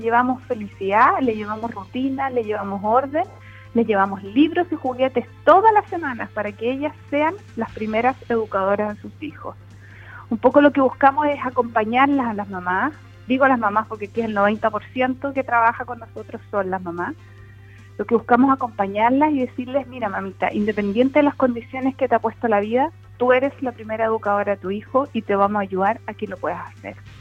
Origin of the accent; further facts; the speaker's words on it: Puerto Montt, Los Lagos, Chile; yo soy nacida y criada en Puerto Montt